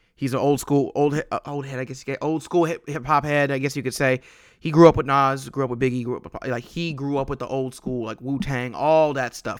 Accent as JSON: {"language": "English", "region": "West Coast", "country": "United States", "said": "I'm from the West Coast"}